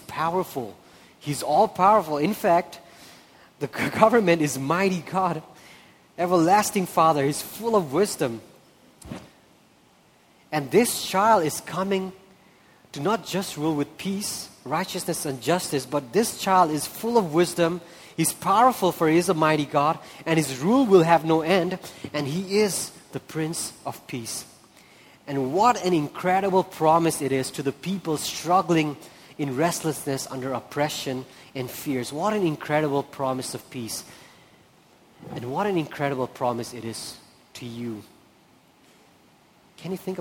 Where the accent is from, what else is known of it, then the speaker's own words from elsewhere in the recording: Nepal; also born or lived in India; I'm from India, I'm from Nepal